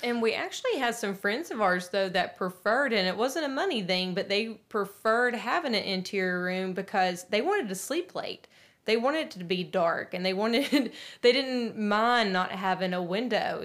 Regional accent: Nashville, Tennessee, United States; we are from Music City

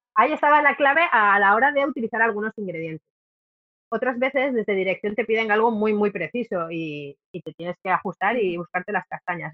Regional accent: Cantabria, Spain; Cantabria porque como es mi tierra

